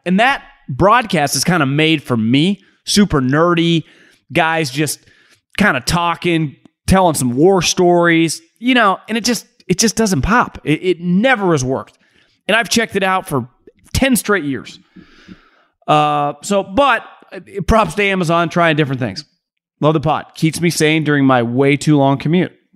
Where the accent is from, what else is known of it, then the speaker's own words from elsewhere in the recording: California, United States; moved away as an adult; now in Arizona, United States; I grew up in California.